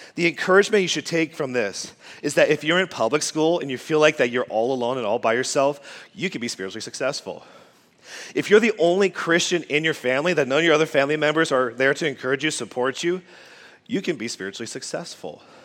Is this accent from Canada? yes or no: yes; Quebec, Canada; moved away; also born or lived in United States; I grew up in a foreign place called Quebec, Canada